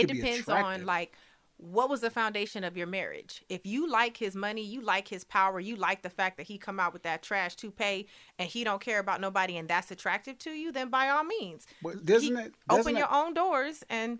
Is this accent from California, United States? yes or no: yes; Long Beach, California, United States; Yeah, I'm from Long Beach.